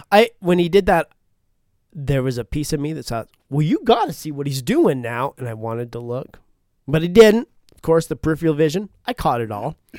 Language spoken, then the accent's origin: English; Syracuse, Utah, United States; I grew up in Syracuse